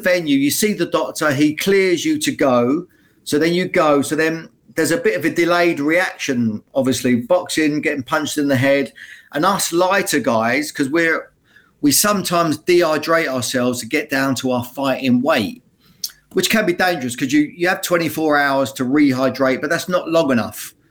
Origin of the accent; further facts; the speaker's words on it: Luton, East of England, United Kingdom; my hometown of Luton